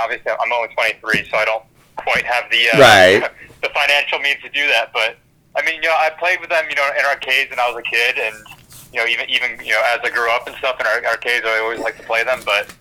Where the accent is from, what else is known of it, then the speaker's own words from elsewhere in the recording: Philadelphia, Pennsylvania, United States; I'm from the Philly area in PA.